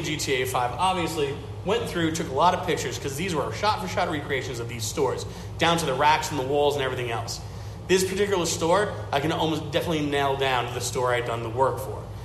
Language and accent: English; New York City, New York, United States; I grew up outside of Brighton Beach, but spent a lot of time there.